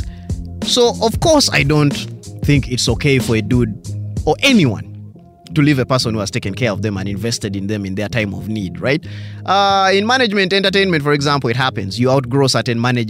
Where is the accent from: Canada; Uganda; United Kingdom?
Uganda; I'm pure conk black Ugandan